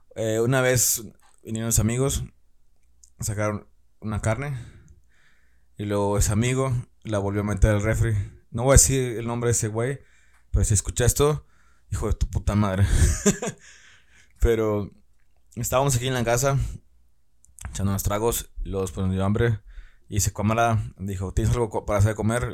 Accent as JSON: {"language": "Spanish", "region": "Tamaulipas", "country": "Mexico", "lives_now": "Ciudad Victoria, Mexico", "said": "yo soy del estado de Tamaulipas"}